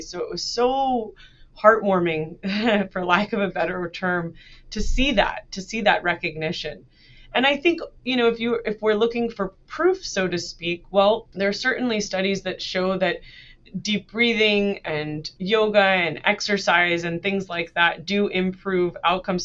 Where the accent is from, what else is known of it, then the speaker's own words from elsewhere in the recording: New Jersey, United States; I was born and raised in United States. I uh, grew up mainly in New Jersey